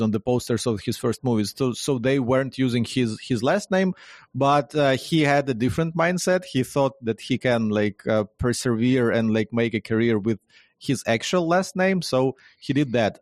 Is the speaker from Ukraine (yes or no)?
yes; Ukraine; born and raised in Ukraine, in, in Ukraine